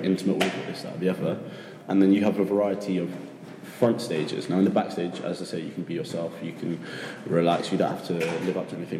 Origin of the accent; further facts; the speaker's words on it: United Kingdom; now in Sapporo, Japan; I'm from the UK, currently living in Sapporo, Japan